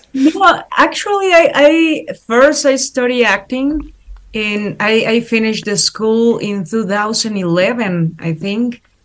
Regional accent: Mexico; English is a second language; as Mexican people, as Latin American people

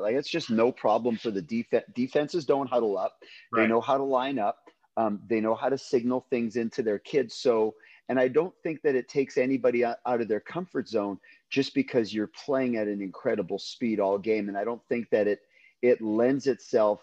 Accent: Canada; moved away as an adult; also born or lived in Winnipeg, Manitoba; now in California, United States; I grew up in Canada.

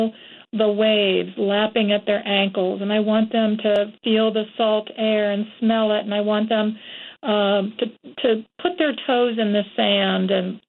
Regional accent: Florida, United States; moved away; also born or lived in Georgia / North Carolina; I've always lived in the South. I grew up in Florida, and I've lived in Georgia and briefly in North Carolina my whole life

